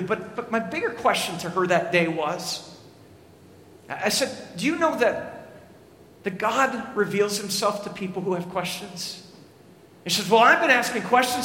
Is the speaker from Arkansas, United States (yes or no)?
no; Lester Prairie, Minnesota, United States; I grew up in Lester Prairie, Minnesota, population of 1,003